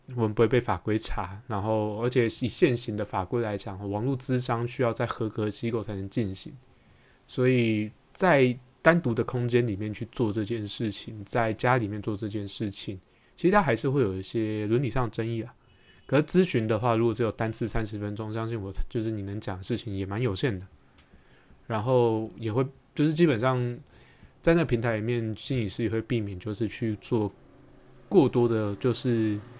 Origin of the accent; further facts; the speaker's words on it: Taiwan; 我们台湾人